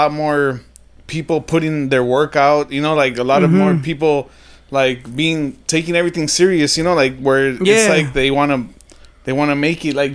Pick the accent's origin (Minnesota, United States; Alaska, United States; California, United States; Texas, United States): California, United States; Modesto; moved away; I was born in Modesto.